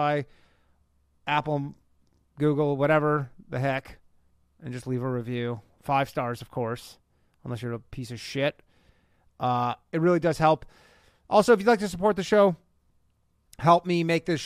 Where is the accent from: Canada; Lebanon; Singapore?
Canada; Burlington, Ontario; now in United States; my hometown of Burlington, Ontario, Canada, North America